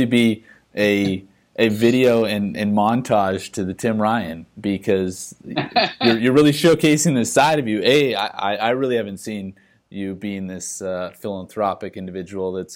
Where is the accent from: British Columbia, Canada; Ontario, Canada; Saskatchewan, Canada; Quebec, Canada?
Saskatchewan, Canada; moved away; growing up in Saskatchewan